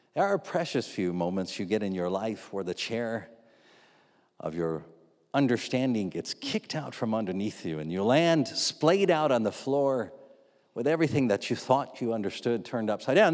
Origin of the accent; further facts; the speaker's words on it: United States; we're from America, the land of the free and the home of the very rich Christians